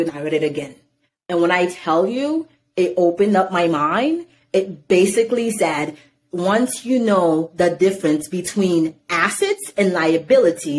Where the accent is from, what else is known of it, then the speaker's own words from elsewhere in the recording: Irvington, New Jersey, United States; also born or lived in Haiti / Newark, New Jersey; I grew up in Irvington. Well, I was born in Haiti. I came to America. I grew up in Newark. I grew up in Irvington.